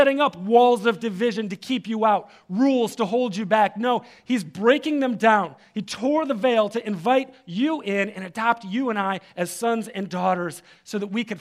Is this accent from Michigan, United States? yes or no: yes; Detroit, Michigan, United States; If I'm somewhere else, I say I'm from Detroit. If I'm here, I say I'm from the East Side. I'm an East Sider, right?